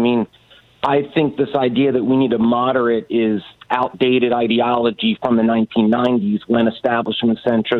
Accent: Rust Belt, United States; I'm from the Rust Belt

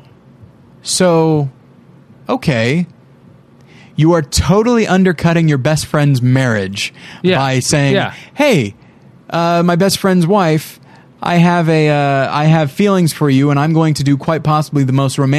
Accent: United States; as an American

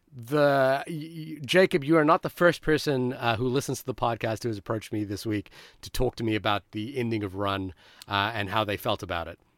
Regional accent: Fiji; moved away; when I was growing up in Fiji

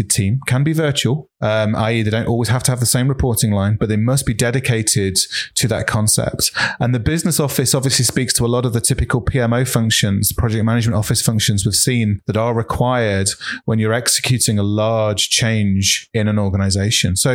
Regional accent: United Kingdom; I'm British

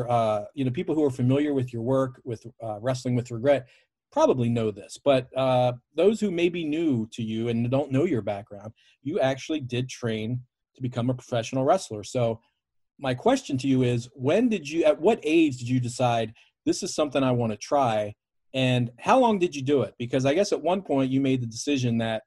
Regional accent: Baltimore, Maryland, United States; I grew up in Baltimore, traditional WWF city.

